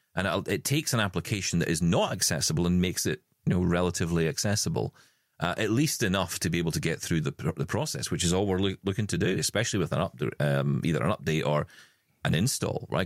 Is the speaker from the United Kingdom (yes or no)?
yes; Scotland, United Kingdom; in our family, because we're Scottish, we say wabbly.